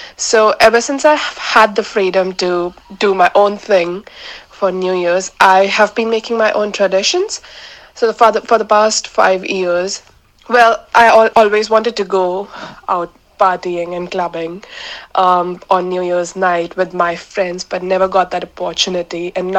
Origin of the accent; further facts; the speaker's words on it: Mumbai, Maharashtra, India; now in New Zealand; from Mumbai, India. I've been in New Zealand for almost 5 years.